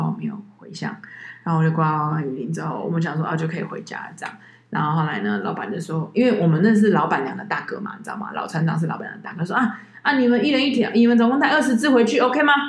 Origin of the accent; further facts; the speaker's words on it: Taiwan; 我是台湾人，